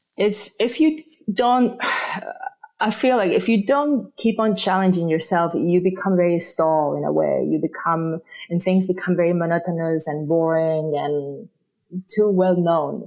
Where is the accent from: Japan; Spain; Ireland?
Spain; first language Spanish; English is a second language; moved away as an adult; now in United States; I was born in Spain, and I moved to the States, you know, 20 something years ago